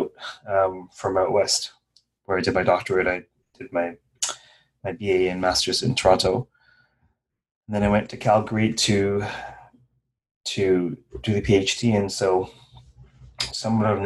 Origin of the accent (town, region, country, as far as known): Guyana; born or raised there